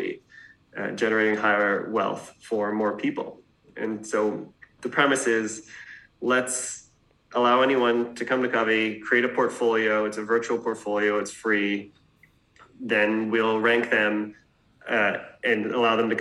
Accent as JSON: {"language": "English", "country": "Canada", "tie": "born or raised there", "also_born_or_lived": "New York", "moved": "as an adult", "said": "I grew up in Canada and left when I was 20."}